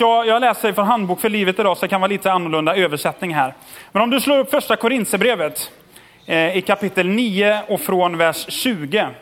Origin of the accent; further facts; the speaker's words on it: Tidaholm, Västra Götaland, Sweden; Jag är uppvuxen i Tidaholm